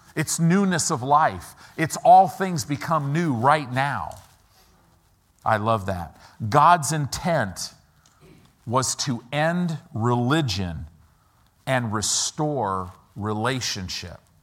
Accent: United States; I'm an American

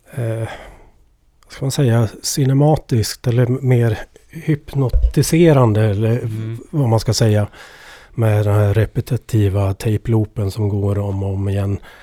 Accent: Edsbyn, Gävleborg County, Sweden; accent: Ovanåker dialect; Jag kommer ju från Edsbyn, Ovanåkers kommun, Hälsingland

